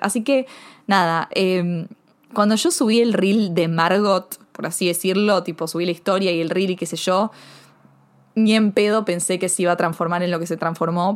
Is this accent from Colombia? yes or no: no; Argentina; also born or lived in Buenos Aires; soy argentina, porque me crié en un país de que si no sabes colarte